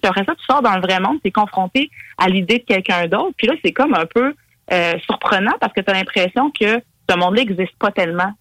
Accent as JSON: {"language": "French", "region": "Quebec", "country": "Canada", "said": "en tant que Québécois, Québécoise"}